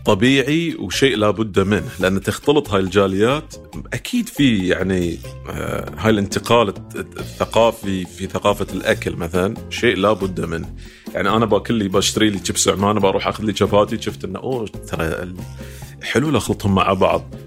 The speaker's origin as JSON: {"language": "Arabic", "country": "Bahrain"}